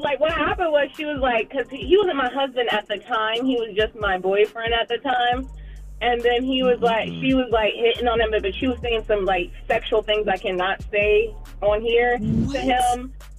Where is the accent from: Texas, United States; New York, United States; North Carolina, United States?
North Carolina, United States; Charlotte; No, I'm from Charlotte.